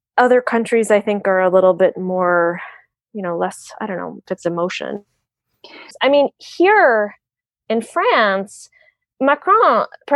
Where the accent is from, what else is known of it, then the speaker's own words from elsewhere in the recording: United States; moved away as an adult; America, my home country, my passport where I grew up